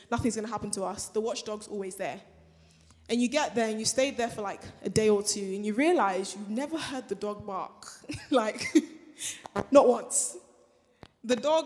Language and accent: English; Nigeria; moved away; I'm Nigerian, right? And when you go back home